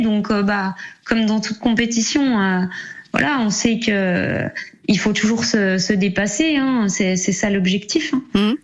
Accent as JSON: {"language": "French", "area": "Jura", "region": "Bourgogne-Franche-Comté", "country": "France", "said": "je suis du Jura"}